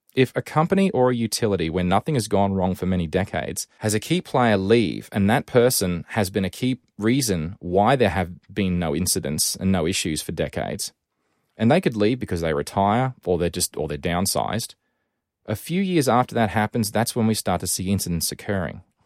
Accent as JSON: {"language": "English", "town": "Rockhampton", "region": "Queensland", "country": "Australia", "tie": "born or raised there", "said": "my hometown of Rockhampton in Queensland"}